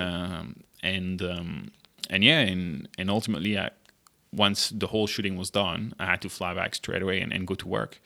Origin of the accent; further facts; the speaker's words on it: Monaco; moved away as an adult; also born or lived in France / Germany / United States / Shanghai, China; now in Singapore; I'm originally from France. Uh, I grew up in, uh, the south of France in Monaco